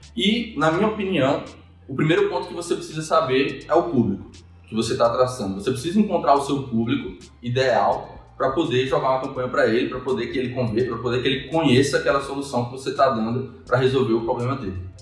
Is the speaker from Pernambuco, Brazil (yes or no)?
no; Mossoró, Rio Grande do Norte, Brazil; sou natural de Mossoró